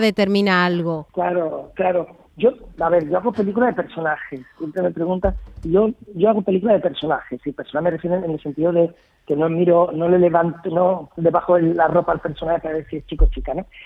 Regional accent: Lebrija, Andalusia, Spain; en mi pueblo

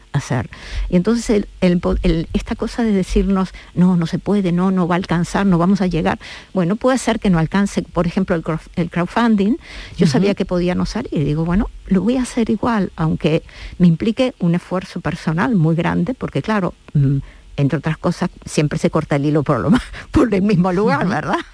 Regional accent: La Pampa, Argentina; now in Seville, Spain; mi ciudad de origen, de, Argentina, de La Pampa

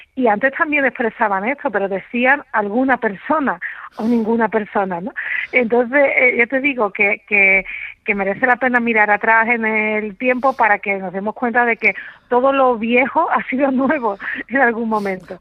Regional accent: Andalusia, Spain; accent: Andalusian; soy andaluza, como es evidente por mi por mi acento

